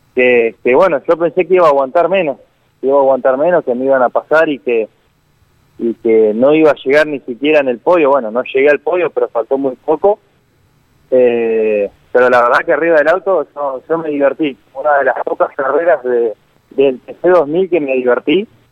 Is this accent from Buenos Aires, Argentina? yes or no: no; Villa Regina, Río Negro, Argentina; yo soy de Villa Regina